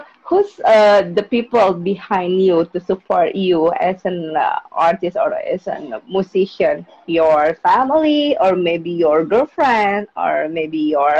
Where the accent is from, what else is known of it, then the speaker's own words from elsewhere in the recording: Jakarta, Indonesia; English is a second language; from Jakarta, Indonesia. I'm an indie podcaster, of course.